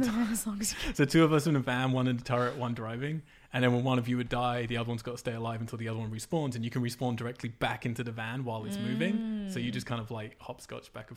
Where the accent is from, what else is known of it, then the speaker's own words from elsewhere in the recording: England, United Kingdom; moved away; I'm from England and we don't play that.